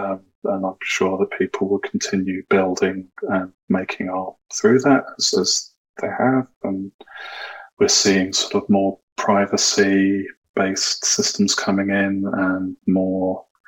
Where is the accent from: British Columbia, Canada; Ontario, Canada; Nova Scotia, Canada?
British Columbia, Canada; Vancouver; I'm from Vancouver, so I was on stage after the CryptoKitties team